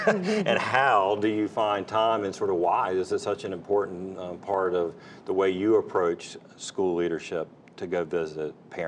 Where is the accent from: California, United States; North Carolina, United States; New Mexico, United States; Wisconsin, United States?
North Carolina, United States; Fayetteville; I'm a native North Carolinian. I'm from Fayetteville